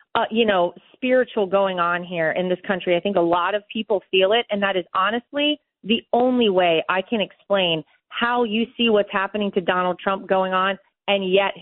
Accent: North Carolina, United States; moved away; I grew up in North Carolina

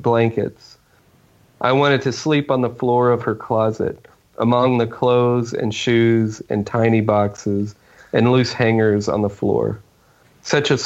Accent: Oklahoma, United States; I grew up in Oklahoma, and I've stayed here my whole life.

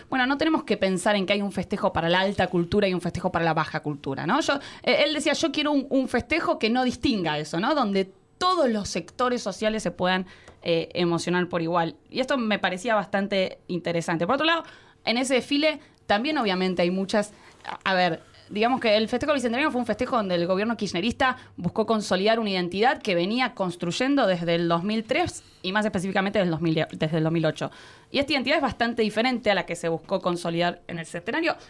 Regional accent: Rosario, Santa Fe, Argentina; Somos violentos los rosarinos

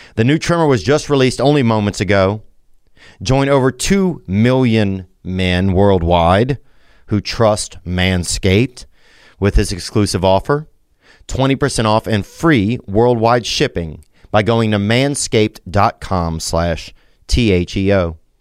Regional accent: Louisiana, United States; also born or lived in Nashville; now in Los Angeles, United States; I'm from Louisiana, but I live right now in Los Angeles and Nashville.

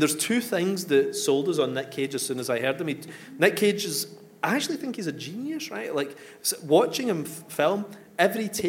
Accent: Coatbridge, Scotland, United Kingdom; born or raised there

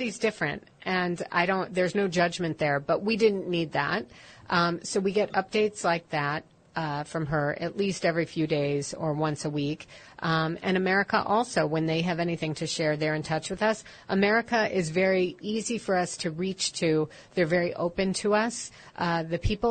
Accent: Chicago, Illinois, United States; moved away; I grew up in Chicago

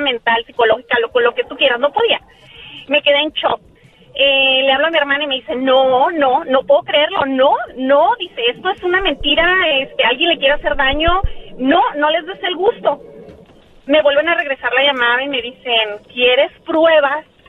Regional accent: Mexicali, Baja California, Mexico; ¿de dónde soy? ah, Mexicali

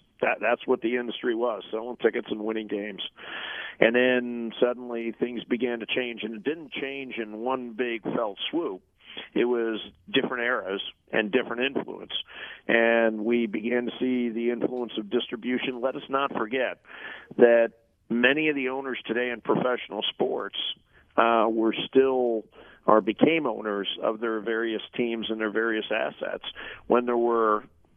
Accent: St. Louis, Missouri, United States; Busch Stadium where I grew up in St. Louis

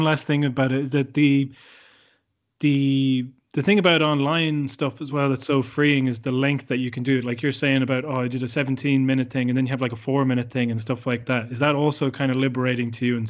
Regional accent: Ireland; I am Irish

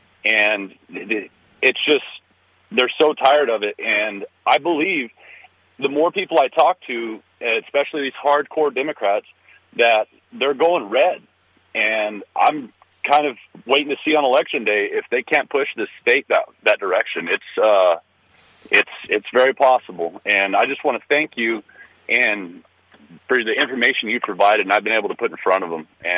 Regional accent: Texas, United States; moved away as an adult; now in Olympia, United States; I'm from Texas. I moved up here 2 years ago

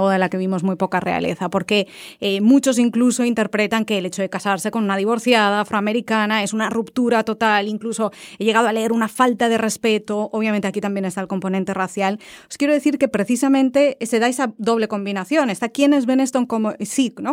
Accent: Spain; moved away; soy de España

